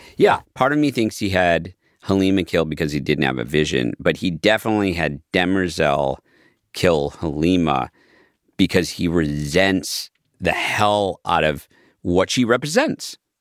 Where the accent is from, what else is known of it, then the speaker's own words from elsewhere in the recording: Midwest, United States; growing up in the West, in the Midwest